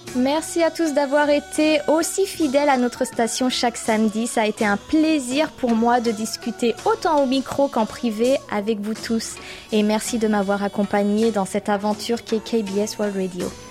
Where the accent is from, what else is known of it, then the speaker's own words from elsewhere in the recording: France; moved away as an adult; now in South Korea; nos nombreux auditeurs de France me font penser à ma propre famille, à mon pied-à-terre, à ma terre natale